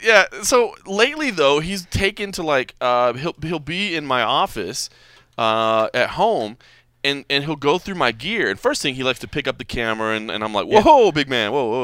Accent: Dallas, Texas, United States; now in Las Vegas, United States; Dallas, Texas is my hometown.

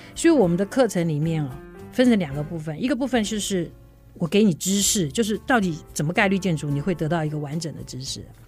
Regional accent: Taipei, Taiwan; moved away as an adult; now in Puli, Taiwan; 我就是土生土长的台北人啦

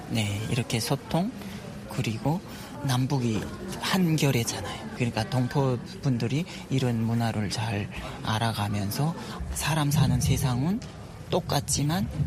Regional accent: North Korea; moved away as an adult; now in South Korea

